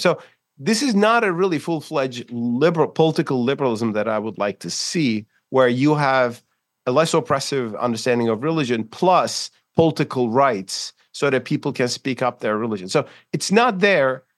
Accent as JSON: {"language": "English", "region": "Istanbul", "country": "Turkey", "tie": "born or raised there", "said": "in Istanbul, my hometown"}